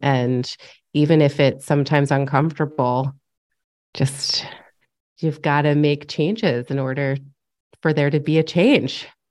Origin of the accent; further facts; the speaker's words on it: upstate New York, United States; moved away as an adult; also born or lived in Los Angeles; just moved back to my hometown in upstate New York